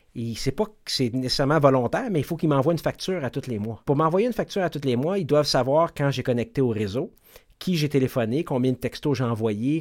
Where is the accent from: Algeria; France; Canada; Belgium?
Canada; Quebec; chez nous, au Québec